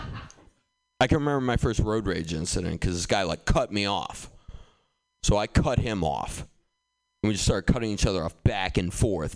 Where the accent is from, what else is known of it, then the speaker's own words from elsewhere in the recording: Boston, Massachusetts, United States; I grew up in Boston